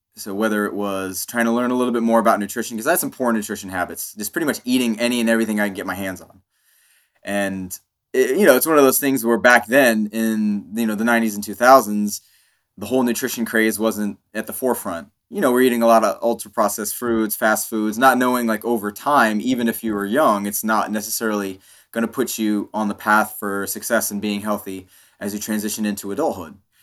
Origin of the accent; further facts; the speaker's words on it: Kansas, United States; being an Indian kid living in Kansas